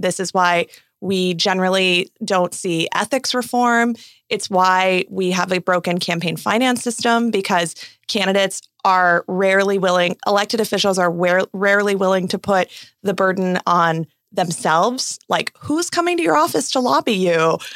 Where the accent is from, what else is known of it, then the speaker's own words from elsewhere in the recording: Arizona, United States; my home state of Arizona